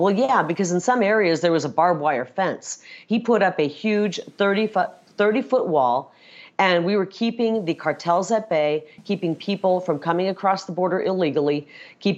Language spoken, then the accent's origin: English; Iowa, United States; moved away; I'm from Iowa originally